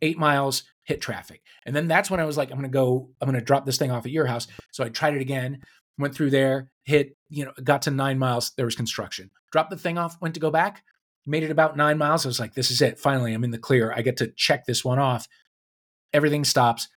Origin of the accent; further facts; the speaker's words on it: St. Louis, Missouri, United States; now in Los Angeles, United States; my hometown of Saint Louis